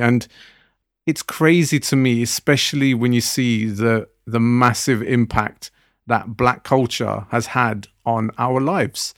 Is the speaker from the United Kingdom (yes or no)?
yes; Southall, London, United Kingdom; when I was growing up in Southall, the Punjabi community where I lived around